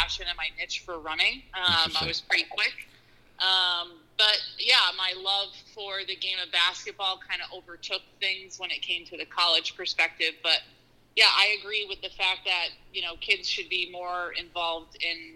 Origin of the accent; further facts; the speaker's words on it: Schenectady, New York, United States; born and raised in the Schenectady area. So local to the Capital District here in upstate New York